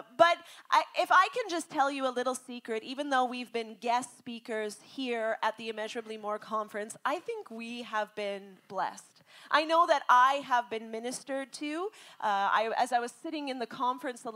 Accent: Langley, British Columbia, Canada; moved away as an adult; also born or lived in Alberta; now in India; I was born in Alberta, but I'm a BC girl. And he called this shy, little bit obscure, quiet girl out of Langley, BC

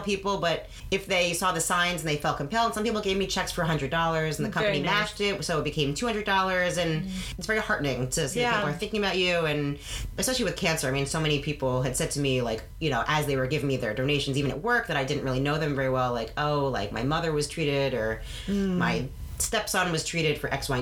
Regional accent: New York, United States; now in Massachusetts, United States; my family, we're from New York

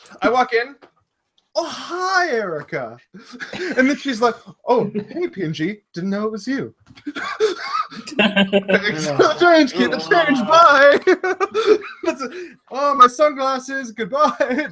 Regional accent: Canada; I'm Canadian

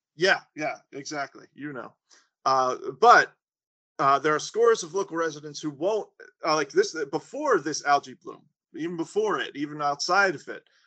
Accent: Suffolk County, New York, United States; the area that I grew up in in Suffolk County

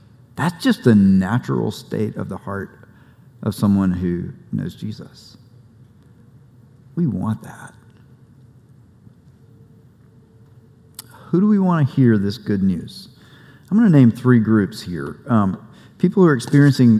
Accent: South Carolina, United States; I grew up in a small town in rural South Carolina

